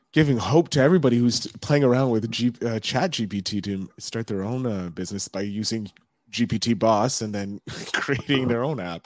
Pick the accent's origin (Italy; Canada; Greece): Canada; we're both Canadian. I'm on the, uh, East Coast